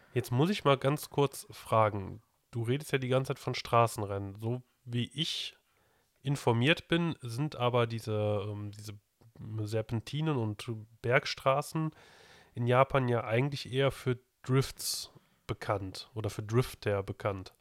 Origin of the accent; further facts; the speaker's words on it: Germany; hier bei uns in Deutschland